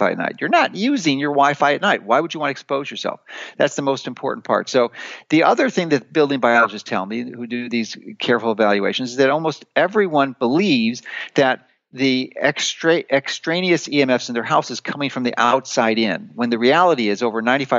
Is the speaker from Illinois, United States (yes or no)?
yes; Chicago, Illinois, United States; moved away as an adult; I grew up in Chicago. I spent 55 years there